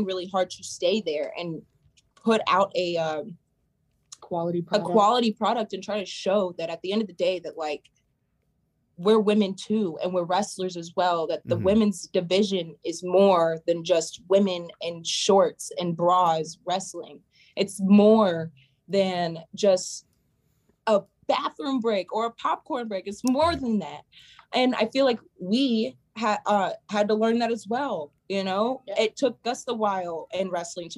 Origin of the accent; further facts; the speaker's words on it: Atlanta, Georgia, United States; growing up in Atlanta